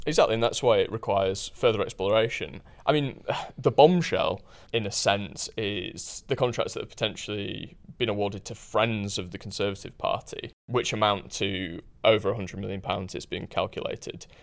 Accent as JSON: {"language": "English", "town": "Huddersfield", "region": "Yorkshire and the Humber", "country": "United Kingdom", "tie": "born or raised there"}